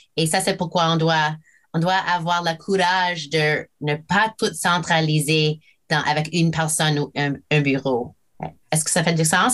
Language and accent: French; Fredericton, New Brunswick, Canada; French is a second language; j'ai appris le français ici à Fredericton. Ah, je commençais à Connaught Street School, une, école primaire ici